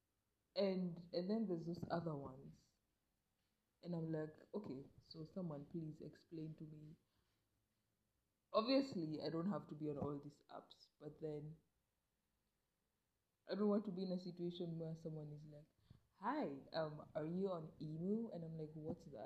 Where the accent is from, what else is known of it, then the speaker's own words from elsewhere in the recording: Kenya; I'm a Kenyan